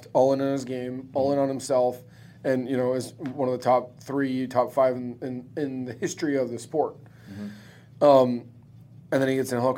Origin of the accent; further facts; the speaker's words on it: Phoenix, Arizona, United States; I'm born and raised in Phoenix